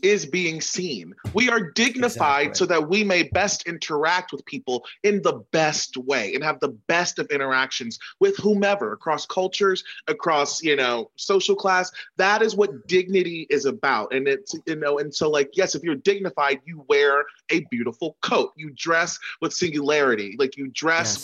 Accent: United States; We're American.

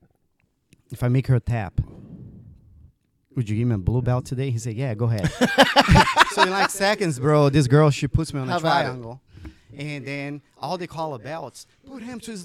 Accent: Brazil; moved away as an adult; now in United States; I was born in Brazil, grew up there, then decided to move to the United States later on in life.

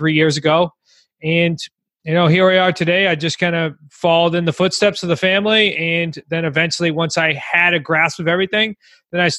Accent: Massachusetts, United States; now in Newport, United States; we're from Massachusetts originally, and we're here in southern New England

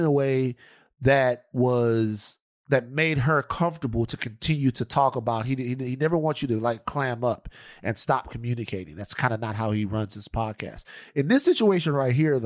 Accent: Louisiana, United States; moved away; I'm from Louisiana

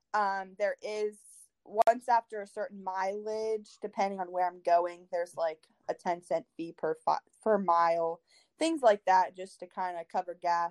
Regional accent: Lowellville, Ohio, United States; I'm from Lowville.

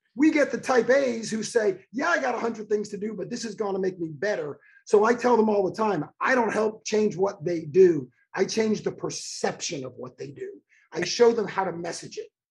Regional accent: Miami Beach, Florida, United States; I was born on South Beach. I was born in Miami Beach.

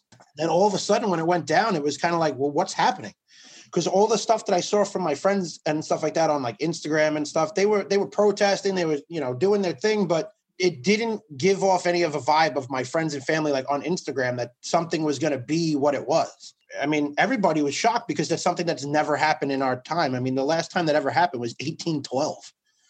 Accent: New York City, New York, United States; I come from Staten Island, and that is a very, very surprisingly red borough.

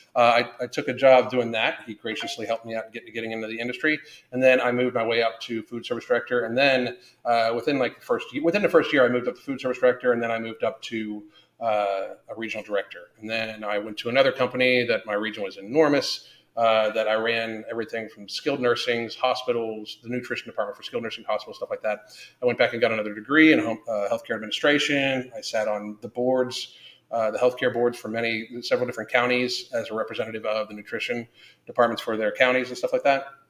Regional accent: United States; as American people

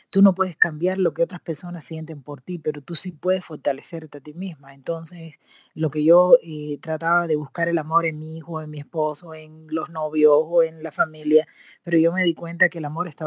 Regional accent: Cuba; moved away as an adult; cuando yo salí de Cuba, de eh, mi querida patria, eh, para estudiar en México eh, la maestría

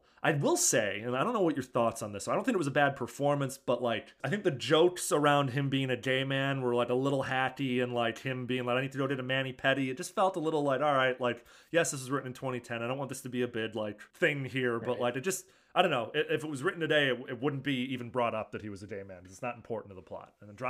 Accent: Chicago, Illinois, United States; my hometown of Chicago, Illinois

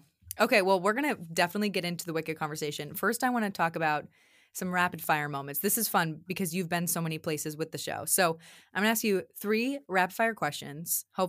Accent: the South, United States; accent: Southern; So now my Southern accent, my Southern roots are going to come out.

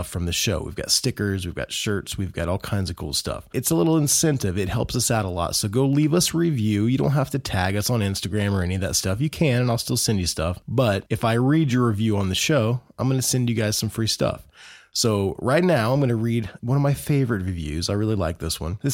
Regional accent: Indiana, United States; Growing up in Indiana, there's quite a Christian hardcore metal scene in Indiana

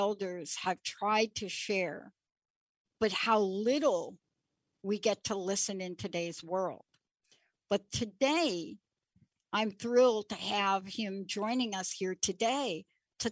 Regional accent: New York City, New York, United States; moved away as an adult; now in Seattle, United States; I'm a girl from New York City. I grew up in the Bronx

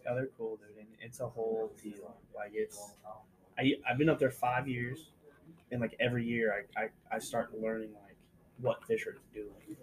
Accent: Texas, United States; we're from Texas. It's like 107 down here in July.

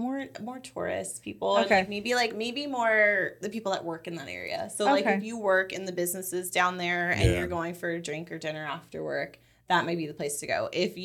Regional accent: Los Angeles, California, United States; moved away as an adult; now in Orlando, United States; growing up in Los Angeles in California and then coming here, I've always been in places that were really high paced and really fast moving.

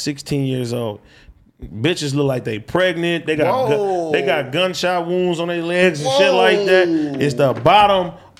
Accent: Los Angeles, California, United States; growing up in Los Angeles

